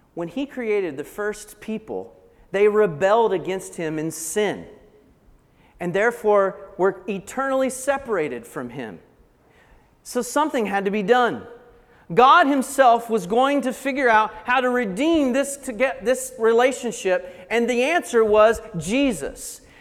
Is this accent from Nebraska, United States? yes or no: no; Blue Ridge Mountains of North Carolina, United States; I grew up in the Blue Ridge Mountains of North Carolina, so probably the accent will give that away